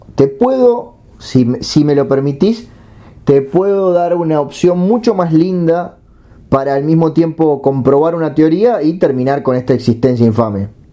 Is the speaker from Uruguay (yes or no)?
yes; Uruguay; Soy uruguayo